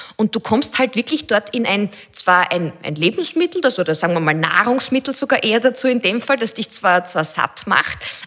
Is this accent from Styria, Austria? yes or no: yes; Styria, Austria; Also ich bin selber in der Steiermark aufgewachsen